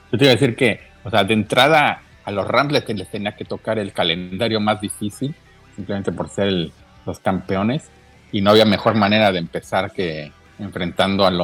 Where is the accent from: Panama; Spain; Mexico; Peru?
Mexico; Chilango, Mexico City; now in Monterrey, Mexico; desde la ciudad de Monterrey, Chilango